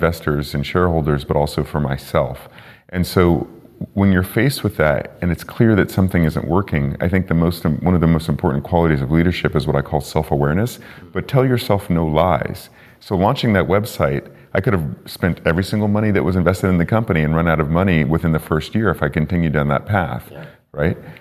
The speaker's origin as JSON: {"language": "English", "area": "Bay Area", "region": "California", "country": "United States", "said": "I'm from the Bay Area"}